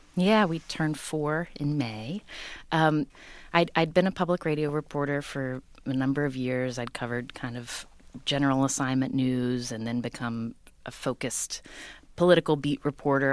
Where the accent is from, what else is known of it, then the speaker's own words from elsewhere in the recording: Charleston, West Virginia, United States; moved away as an adult; also born or lived in Stanford; I grew up in Charleston, West Virginia, the capital city.